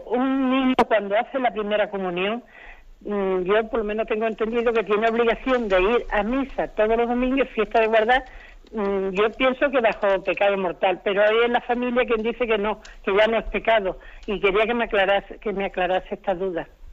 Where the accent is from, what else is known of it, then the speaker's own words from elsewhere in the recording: Corral de Almaguer, Castilla-La Mancha, Spain; also born or lived in Madrid; estoy en Madrid aquí una temporada con mis hijos, pero soy de Corral de Almaguer